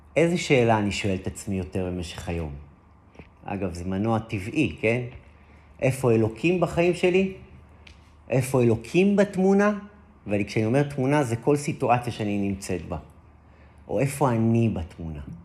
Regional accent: Israel; אני גדלתי, גדלתי באזורים של מושבים

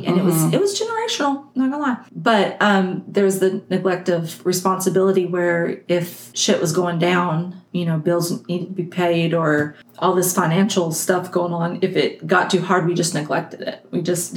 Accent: Texas, United States; Outside of my Texas roots or my Mormon roots, I'm a Texan. And Texans are yellers

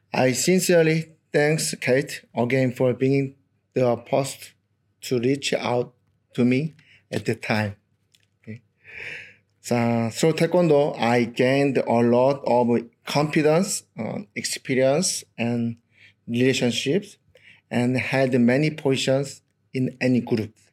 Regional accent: South Korea; English is a second language; moved away as an adult; now in Australia

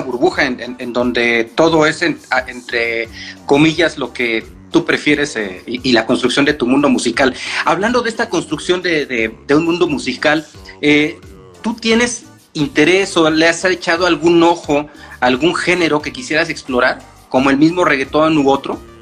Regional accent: Mexico; como mexicanos, estamos acostumbrados a consumir esa cumbia

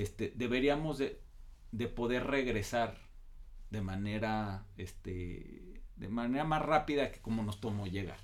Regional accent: Mexico; nosotros como mexicanos

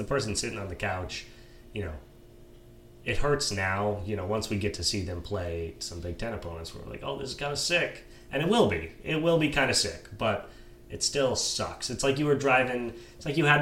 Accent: Western Washington, United States; I grew up in Western Washington.

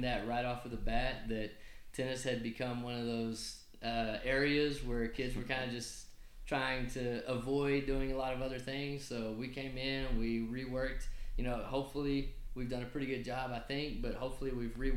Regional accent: Brownfield, Texas, United States; I am a Brownfield guy. I'm from Brownfield. I graduated from Brownfield High School.

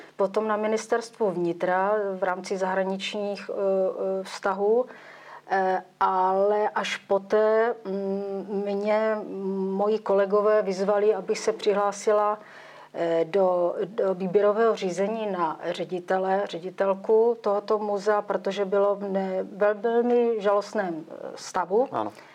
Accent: Uherský Brod, Zlín Region, Czechia; jsem se narodila do kraje Komenského, eh, protože jsem vyrůstala v Uherském Brodě

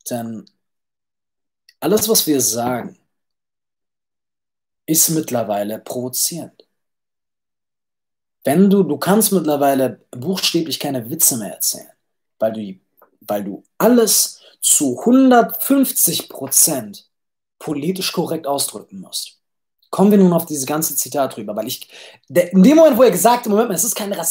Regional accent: Düsseldorf, North Rhine-Westphalia, Germany; also born or lived in Cologne; now in Vienna, Austria; Geboren, gebo geboren, aufgewachsen in Düsseldorf, vier Jahre in Köln bis 18, mit, dann von zu Hause abgehauen, vier Jahre in Köln gelebt und jetzt mittlerweile in äh, Wien.

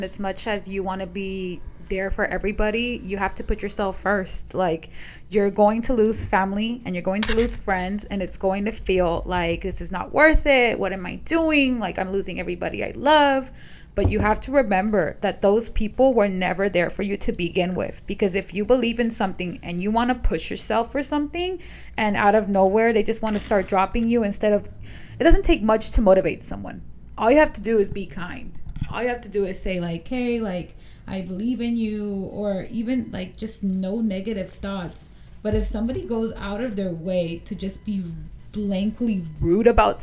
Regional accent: Guatemala; I'm from Guatemala.

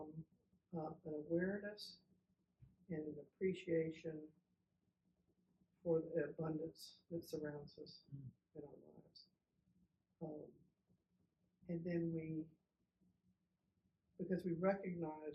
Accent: San Antonio, Texas, United States; moved away as an adult; also born or lived in Virginia; I was born and raised here in San Antonio

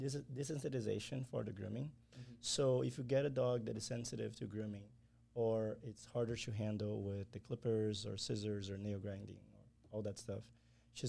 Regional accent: Brazil; moved away; I'm from Brazil

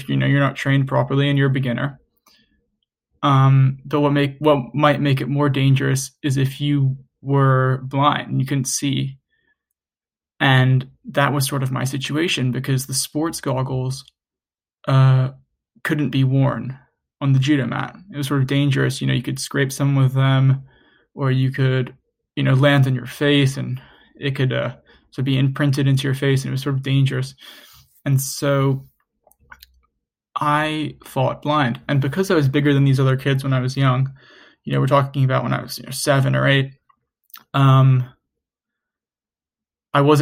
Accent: New York City, New York, United States; I grew up in New York City

